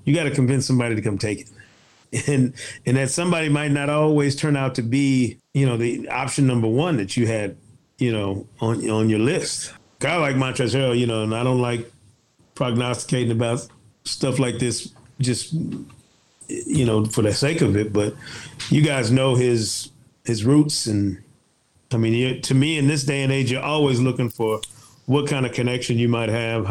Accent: Michigan, United States; I'm from Michigan

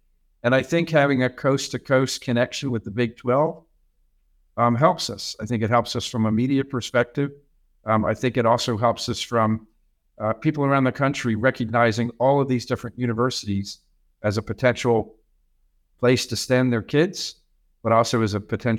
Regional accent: New Jersey, United States; now in Kansas, United States; I'm from New Jersey

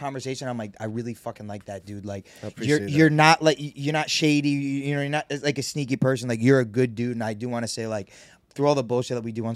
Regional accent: Rhode Island, United States; From Rhode Island

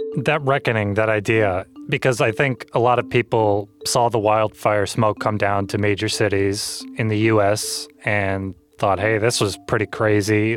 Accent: Midwest, United States; I grew up in the Midwest

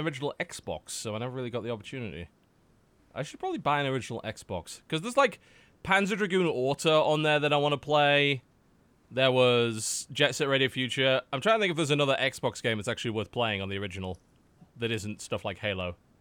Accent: United Kingdom; now in United States; as a British man

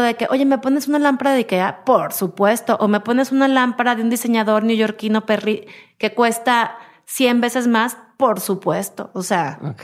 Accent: Mexico; quiénes somos los mexicanos

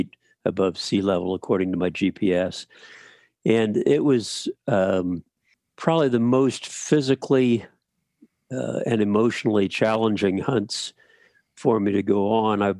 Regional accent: north central Pennsylvania, United States; now in Alaska, United States; I grew up in Pennsylvania, north central Pennsylvania, hunting white-tailed deer.

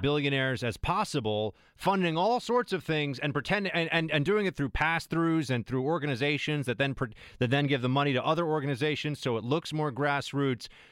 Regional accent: New York City, New York, United States; my hometown where I am right now, New York City.

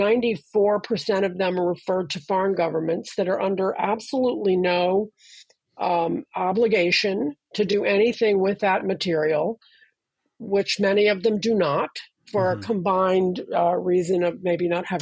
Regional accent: Washington, District of Columbia, United States; growing up in Washington

